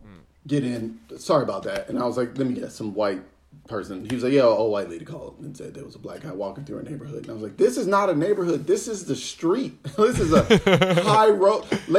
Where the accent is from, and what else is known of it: Chicago, Illinois, United States; moved away as an adult; now in United Kingdom